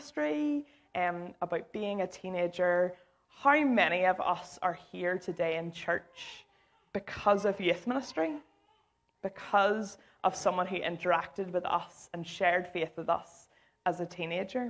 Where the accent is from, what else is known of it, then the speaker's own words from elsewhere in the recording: Islandmagee, Northern Ireland, United Kingdom; I grew up in Isla Magee.